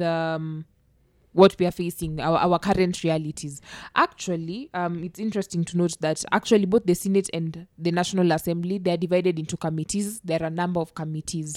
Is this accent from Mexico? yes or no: no; Kenya; I'm from Masembo, Nyasembo project